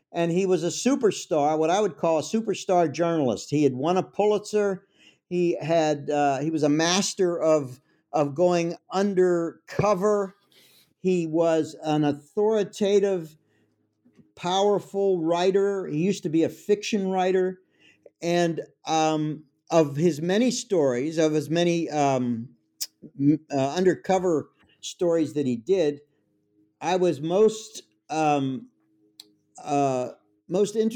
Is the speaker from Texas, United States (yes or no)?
no; Pittsburgh, Pennsylvania, United States; I'm from Pittsburgh, it's my hometown.